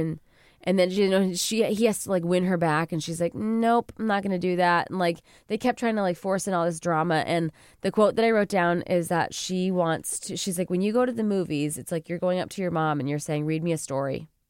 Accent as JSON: {"language": "English", "area": "suburb of Chicago", "region": "Illinois", "country": "United States", "moved": "yes", "lives_now": "New York, United States", "said": "I'm from Chicago. Well, I'm from a suburb of Chicago"}